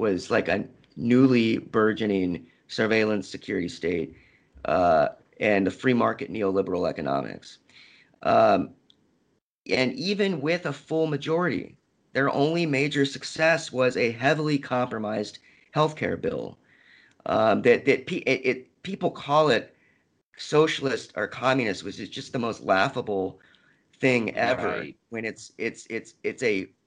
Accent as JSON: {"language": "English", "town": "Little Rock", "region": "Arkansas", "country": "United States", "tie": "born or raised there", "also_born_or_lived": "Havre, Montana", "said": "I grew up in Little Rock, Arkansas"}